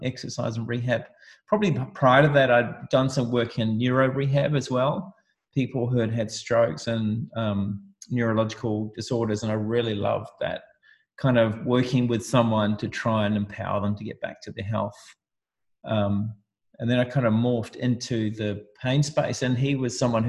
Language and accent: English; New Zealand; moved away; I grew up in New Zealand in a small town, and I left home